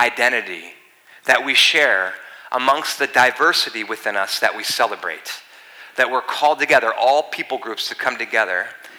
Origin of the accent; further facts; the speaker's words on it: East Coast, United States; moved away; I'm from the East Coast